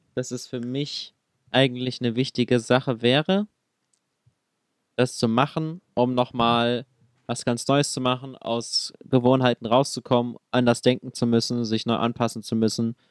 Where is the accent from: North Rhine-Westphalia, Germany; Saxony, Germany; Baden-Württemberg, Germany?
Saxony, Germany; Dresden; meine Heimat ist eigentlich Dresden oder Sachsen